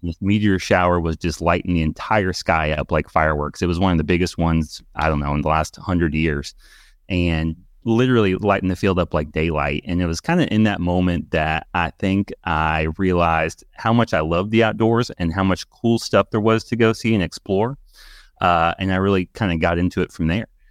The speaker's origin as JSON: {"language": "English", "town": "Louisville", "region": "Kentucky", "country": "United States", "tie": "born or raised there", "said": "Louisville, Kentucky, born and raised here"}